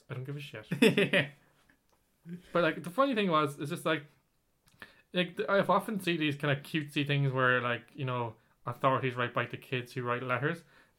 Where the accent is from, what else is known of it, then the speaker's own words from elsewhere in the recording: Ireland; Yeah, we're Irish after all. We have that Catholic guilt.